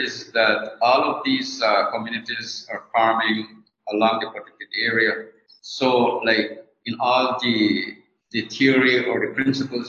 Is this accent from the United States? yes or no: no; San Antonio, Toledo District, Belize; I am from San Antonio Village, Toledo.